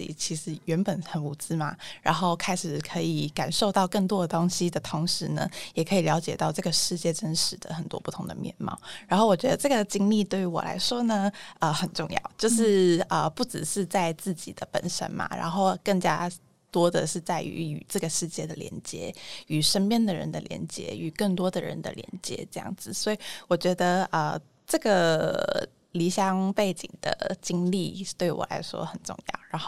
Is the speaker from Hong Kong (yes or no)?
yes; Hong Kong; moved away as an adult; also born or lived in Taipei; 因为我是。一个香港人，然后我在台北念大学嘛，然后我觉得对于自己的经历最大的一个转折点就在于我从香港来到台北念书的这个过程，就是离乡背井嘛。